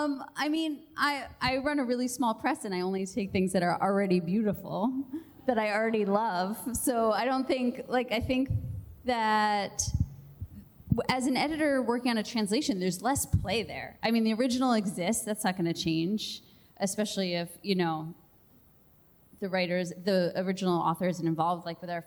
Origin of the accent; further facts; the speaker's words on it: United States; I'm American and I'm in an American context